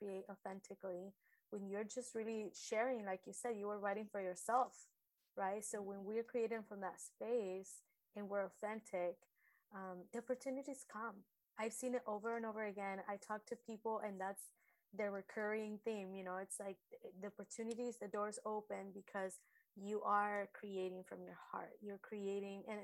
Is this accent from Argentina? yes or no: yes; Argentina; now in United States; growing up in Argentina, we were really poor